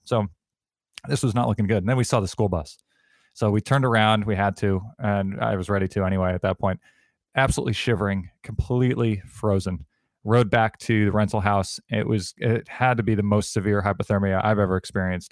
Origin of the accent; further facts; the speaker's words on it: Connecticut, United States; growing up in Connecticut